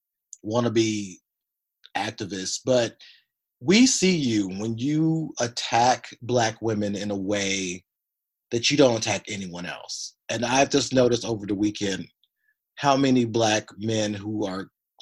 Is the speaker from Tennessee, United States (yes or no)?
yes; Tennessee, United States; moved away as an adult; also born or lived in Kentucky; now in Los Angeles, United States; I grew up in Tennessee, went to college in Kentucky